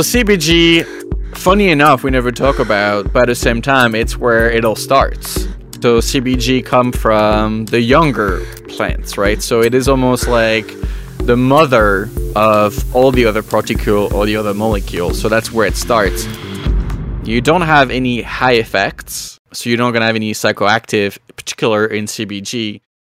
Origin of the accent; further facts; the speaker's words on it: France; moved away as an adult; now in Canada; born and raised in France and I migrated to Canada about 13 years ago.